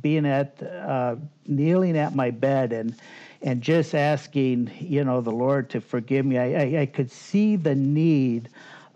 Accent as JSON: {"language": "English", "town": "Muskegon", "region": "Michigan", "country": "United States", "tie": "born or raised there", "also_born_or_lived": "Grand Haven, Michigan", "said": "I was born in Muskegon, Michigan, believe it or not, 60 years ago"}